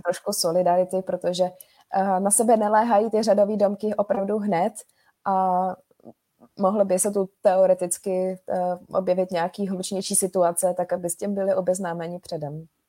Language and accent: Czech; Prague, Czechia; jsme z Prahy